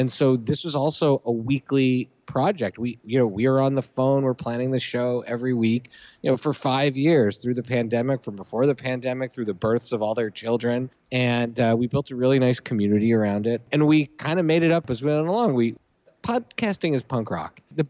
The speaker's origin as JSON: {"language": "English", "town": "Philadelphia", "region": "Pennsylvania", "country": "United States", "tie": "born there", "said": "My fandom is rooted in the fact that I was born in Philly."}